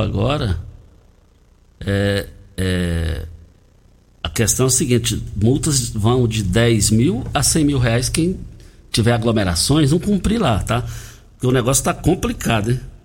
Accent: Rio Verde, Goiás, Brazil; do Douradinho, do quilômetro 6, saída para Itumbiara, onde nós nascemos, fomos criados ali, bem pertinho da cidade

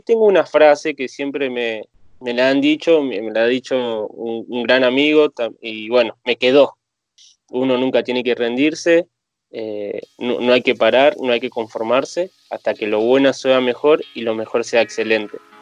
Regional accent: Tigre, Buenos Aires Province, Argentina; Yo soy de Tigre, Buenos Aires

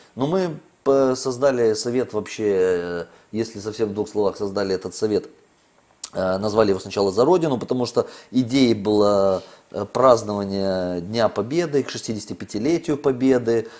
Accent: Moldova

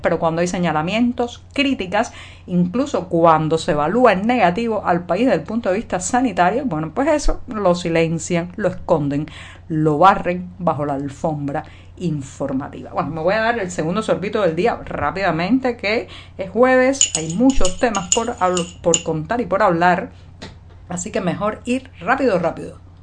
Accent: Cuba; cubana, periodista, ciudadana

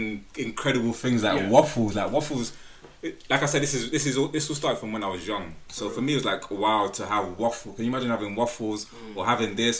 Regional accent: Nigeria; I'm Nigerian

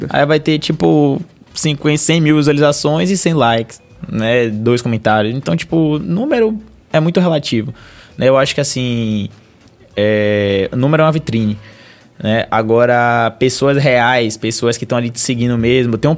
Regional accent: Valença, Bahia, Brazil; eu sou lá da, de Valença, se eu não me engano

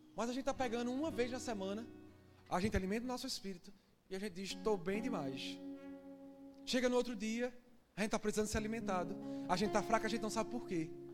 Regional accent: Northeast Region, Brazil; moved away; Que eu sou nordestino, eu falo bexiga.

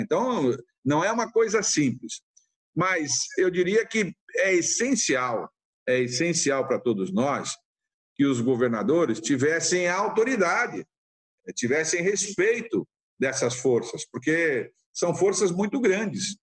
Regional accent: São Paulo, Brazil; a gente vem de São Paulo

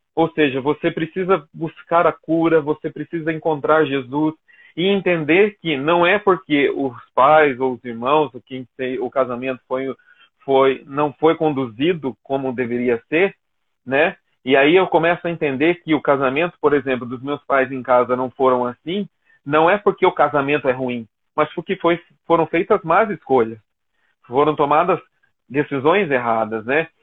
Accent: Jacareí, São Paulo, Brazil; sou aqui de Jacareí

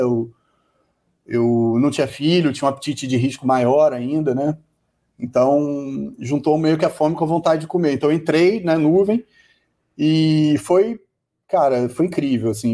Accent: Rio de Janeiro, Brazil; sou do Rio, moro no Rio

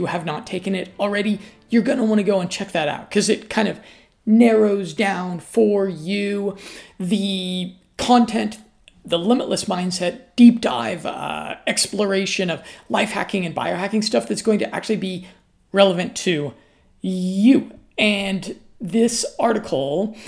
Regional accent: United States; I'm an American

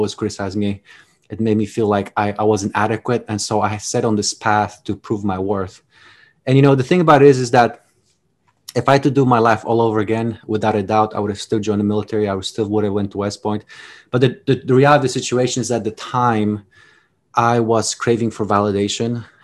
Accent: Poland; English is a second language; now in United States; as you can notice from my accent. I wasn't born in the United States. I was actually born in Poland, time of communism, towards the tail end

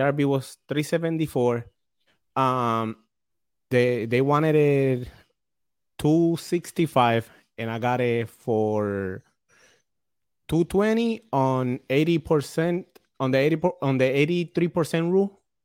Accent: Puerto Rico; now in New London, United States; I'm from Puerto Rico

